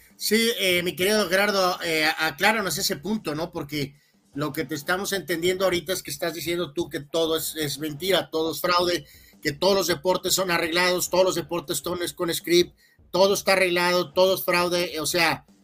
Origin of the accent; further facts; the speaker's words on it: Guadalajara, Jalisco, Mexico; moved away as an adult; now in Tijuana, Mexico; nosotros eh, somos de Guadalajara. Carlos llegó aquí en el noventa 90, y yo llegué hasta el 99. Entonces, Sí sí, infancia y adolescencia, pues eh, la vivimos con costumbres del centro del país